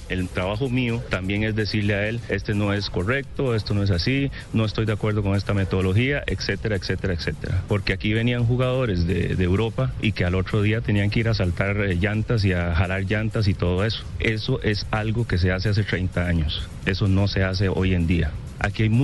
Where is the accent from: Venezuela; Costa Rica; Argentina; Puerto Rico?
Costa Rica; Yo soy un costarricense muy respetuoso, al igual que todos, y los voy a defender siempre, como los he defendido cuando yo jugaba al fútbol.